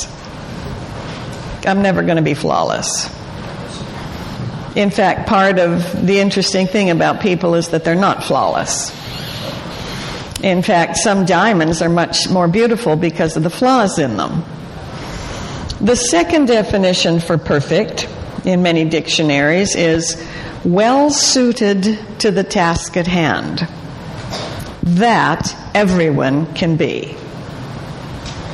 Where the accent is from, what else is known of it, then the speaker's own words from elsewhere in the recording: Calgary, Alberta, Canada; moved away; I was born in Calgary in the late 1800s